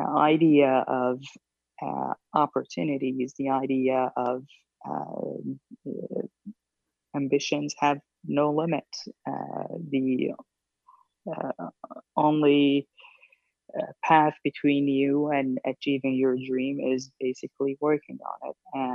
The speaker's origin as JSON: {"language": "English", "country": "Syria", "also_born_or_lived": "Saudi Arabia / San Francisco", "moved": "yes", "lives_now": "Washington, D.C., United States", "said": "as you mentioned. I am originally from Syria, which is a country currently engulfed in a civil war that sparked a huge migration crisis."}